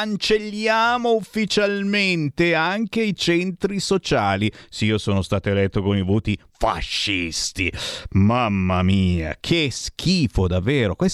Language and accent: Italian; Tuscany, Italy; sono toscano anch'io